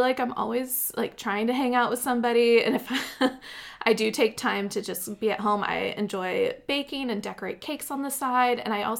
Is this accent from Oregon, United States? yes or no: yes; Pendleton, Oregon, United States; I grew up in Pendleton. It's a small rodeo town. The northeastern corner.